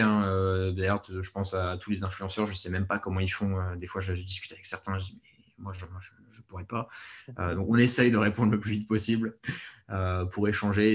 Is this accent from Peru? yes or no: no; France; on est français de toute façon, on est français